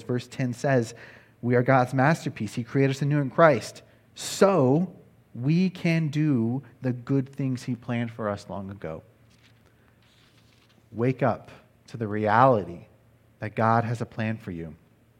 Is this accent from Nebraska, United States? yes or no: yes; Nebraska, United States; also born or lived in Texas / Wisconsin; now in California, United States; I was born in Texas, raised in Wisconsin, and grew up in Nebraska. And I could probably add that now California is my home, that I've been here for 10 years.